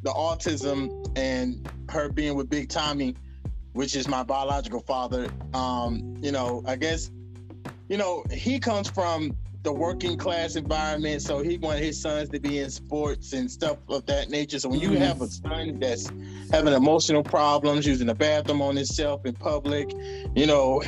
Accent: the Bible Belt, the South, United States; also born or lived in Decatur, Georgia / New York; I come from the Bible Belt

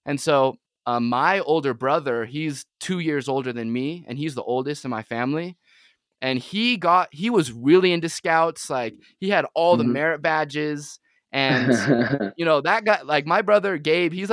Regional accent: Utah Valley, United States; also born or lived in San Diego, California; growing up in Utah Valley specifically

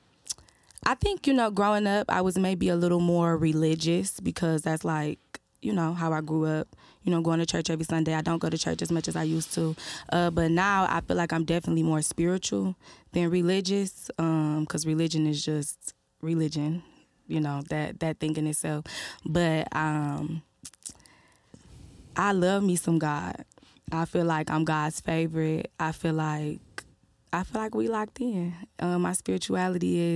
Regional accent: Detroit, Michigan, United States; I am from Detroit

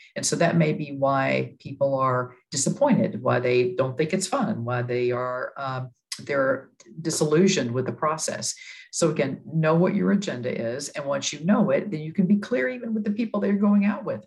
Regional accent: Texas, United States; moved away as an adult; now in New York City, United States; I'm from Texas

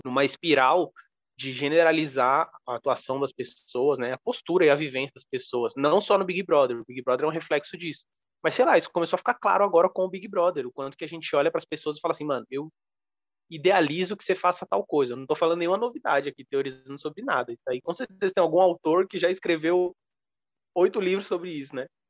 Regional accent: Brazil; a gente como brasileiros

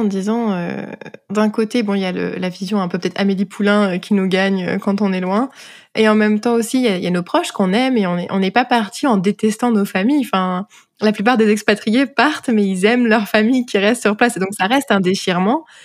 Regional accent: France; moved away as an adult; now in Prince Edward Island, Canada

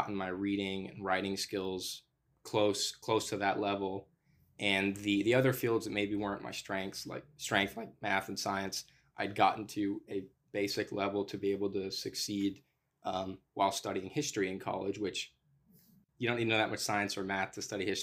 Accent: the South, United States; I'm from the South and so that's my worldview

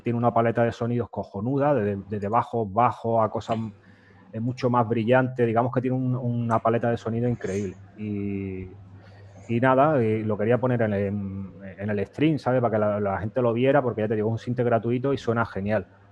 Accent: Fuengirola, Andalusia, Spain; yo soy de Fuengirola y allí en, mi barrio, en los boliches, pues nos íbamos los fines de semana, ya esto con 14, 15

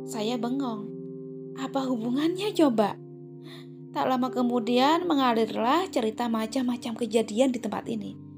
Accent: Java, Indonesia; moved away; Saat itu saya merantau dari Jawa menuju negeri seberang. Iya, negeri Upin Ipin.

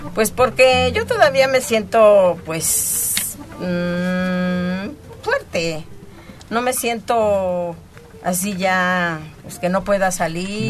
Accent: Santa Ana Tlachahualpa, State of Mexico, Mexico; yo vengo del Estado de México eh, mi pueblo se llama

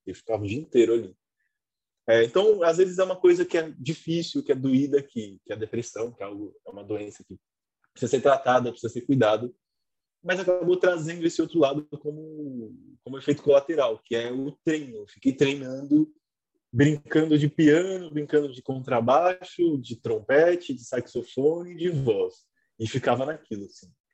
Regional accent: São Paulo, Brazil; also born or lived in Lapa, São Paulo; Aí fui para Peru fiquei a minha infância

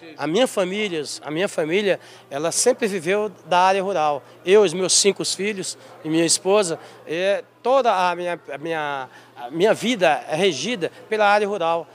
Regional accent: Santa Cruz de Salinas, Minas Gerais, Brazil; also born or lived in Janaúba; o meu distrito de Santa Cruz de Salles, onde nasci

